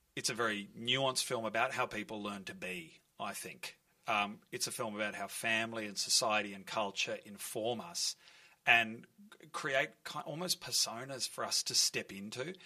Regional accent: Melbourne, Victoria, Australia; I grew up in Fitzroy North. My whole family lives in this area

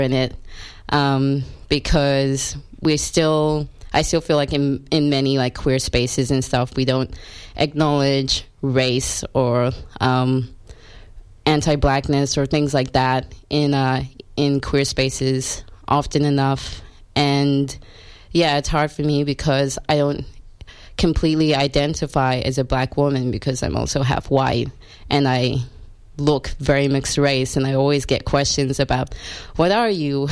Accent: Australia; also born or lived in South Africa; now in Melbourne, Australia; I was born in South Africa and then I grew up in white rural Australia since I was young

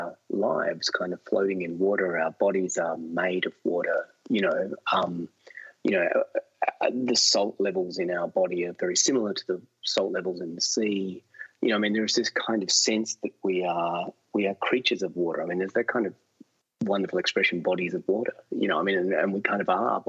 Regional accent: Adelaide, South Australia, Australia; I grew up in Adelaide on the beach in Glenelg

